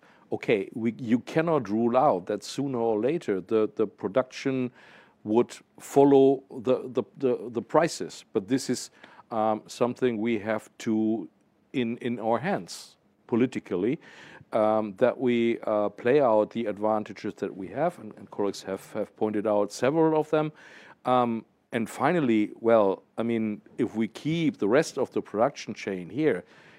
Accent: Ruhr area, North Rhine-Westphalia, Germany; I'm coming from the Ruhr area. Duisburg is part of my constituency.

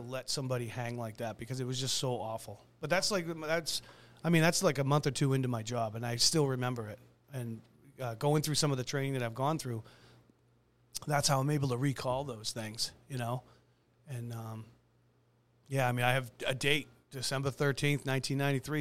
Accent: Braintree, Massachusetts, United States; I'm was born and raised in Braintree myself

